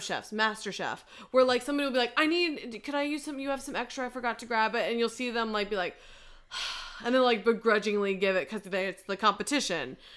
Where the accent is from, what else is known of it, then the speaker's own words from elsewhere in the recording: United States; as an American